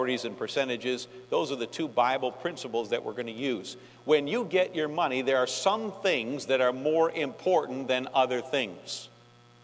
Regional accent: New York, United States; moved away; I'm from New York, and Yankees talk fast

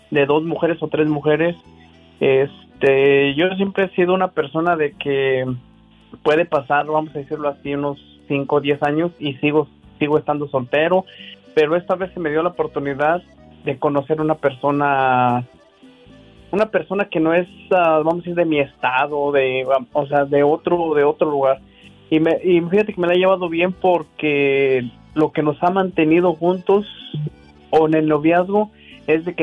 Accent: Guanajuato, Mexico; soy originario de Guanajuato, Diva.

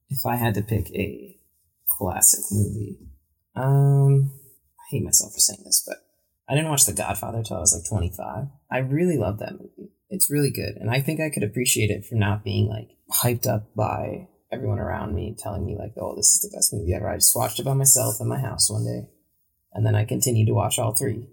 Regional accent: Michigan, United States; I was in Michigan

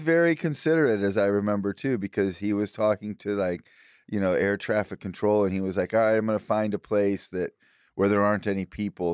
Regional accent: Illinois, United States; now in Austin, United States; where I grew up in Illinois

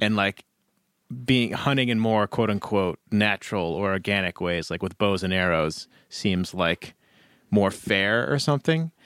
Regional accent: Ketchum, Idaho, United States; now in Boise, United States; I grew up in the Wood River Valley

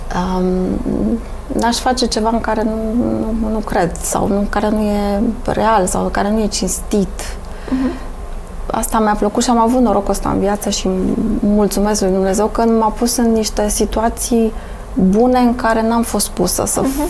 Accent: Romania; suntem români

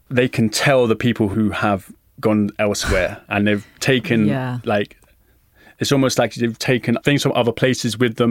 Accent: London, United Kingdom; I'm from Hackney

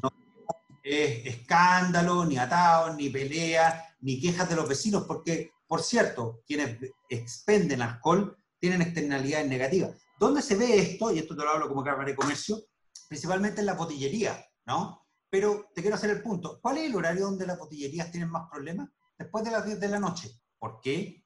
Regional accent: Chile; como chilenos

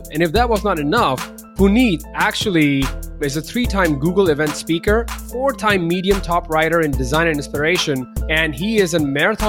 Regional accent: Ahmedabad, Gujarat, India; I grew up in Ahmedabad

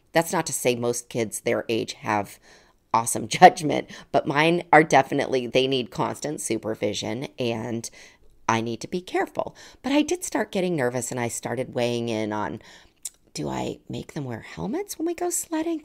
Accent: Colorado Springs, Colorado, United States; moved away; I, I grew up in Colorado Springs.

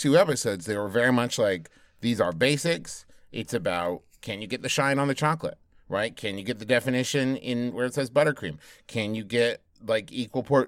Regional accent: United States; as an American

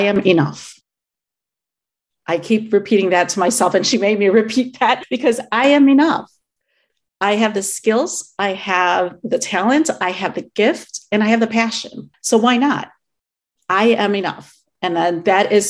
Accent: Chicago, Illinois, United States; I am Filipino. I was born and raised in the Chicago area

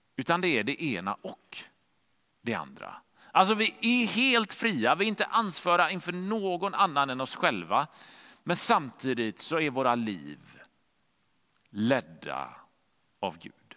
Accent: Gothenburg, Västra Götaland, Sweden; hemma i Göteborg där vi bodde

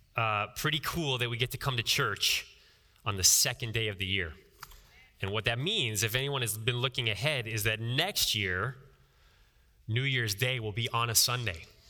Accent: Ohio, United States; I'm from Ohio

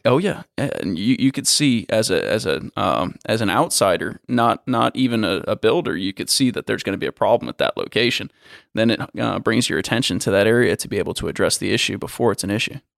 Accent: Florida, United States; I'm from Florida

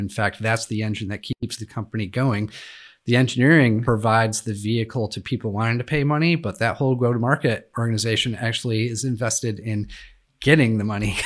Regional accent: Western New York, United States; I grew up in Western New York

